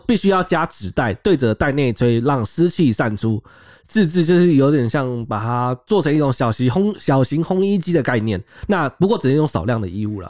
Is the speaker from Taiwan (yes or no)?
yes; Miaoli County, Taiwan; now in Taipei, Taiwan; 因为我是苗栗人，我在苗栗读书的时候